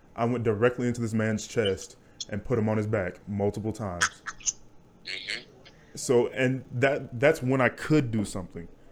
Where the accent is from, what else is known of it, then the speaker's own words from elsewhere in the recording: Wichita, Kansas, United States; also born or lived in Hutchinson, Kansas; we're from Wichita, Kansas